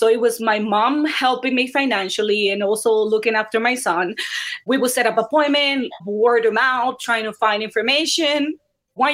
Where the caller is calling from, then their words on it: Clifton, New Jersey, United States; I live in Clifton, New Jersey in the United States. So a little gloomy today.